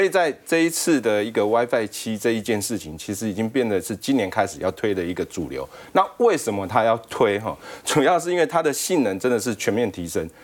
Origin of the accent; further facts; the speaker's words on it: Taiwan; 我们台湾这边